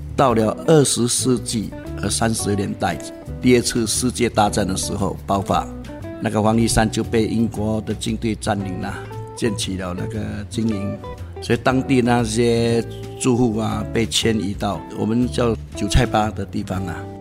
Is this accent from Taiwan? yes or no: no; Singapore; 我是在韭菜坝出世的啦，在那边长大